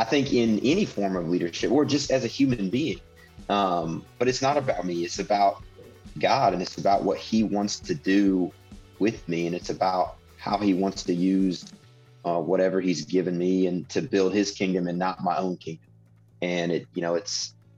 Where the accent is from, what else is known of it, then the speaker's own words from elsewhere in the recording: Indiana, United States; I grew up in Indiana